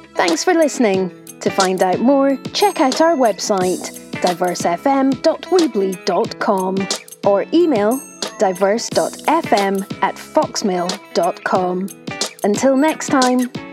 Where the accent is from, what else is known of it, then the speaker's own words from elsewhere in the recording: Italy; now in United Kingdom; I come from Italy